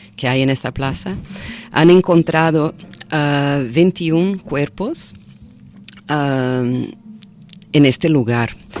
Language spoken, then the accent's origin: Spanish; Brazil; Spanish is a second language; also born or lived in Florianópolis; now in Barcelona, Spain; nosotros como, como brasileños, brasileñas